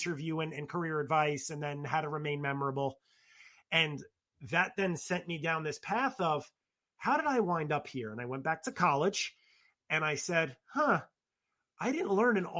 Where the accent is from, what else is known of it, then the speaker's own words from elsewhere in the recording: New York City, New York, United States; in my household or in my circle growing up in the Bronx